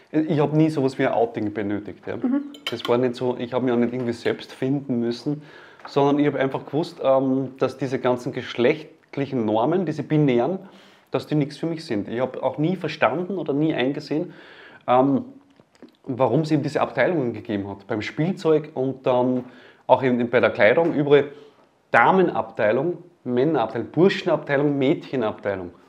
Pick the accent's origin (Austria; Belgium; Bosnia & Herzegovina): Austria; Leonding, Upper Austria; Ich komme aus Leonding